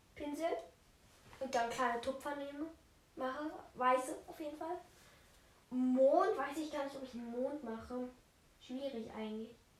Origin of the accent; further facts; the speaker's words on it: Austria; ich bin ein Österreicher